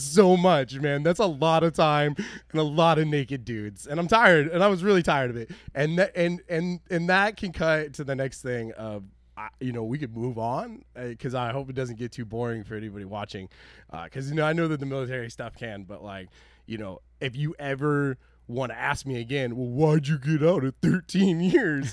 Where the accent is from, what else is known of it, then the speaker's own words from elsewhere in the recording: Oregon, United States; I told them that I was from Oregon.